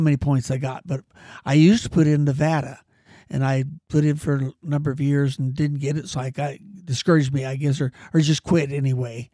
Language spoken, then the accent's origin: English; Mariposa, California, United States; also born or lived in Merced, California; in my junior year, I moved from Mariposa to Merced with my grandfolks